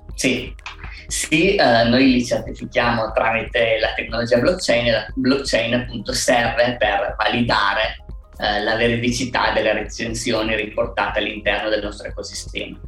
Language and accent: Italian; Alba, Piedmont, Italy; noi siamo cinque soci, siamo di Alba